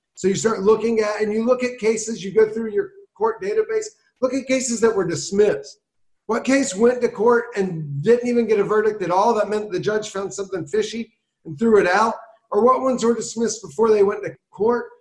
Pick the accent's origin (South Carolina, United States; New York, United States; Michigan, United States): South Carolina, United States; now in Baltimore, United States; I grew up in South Carolina.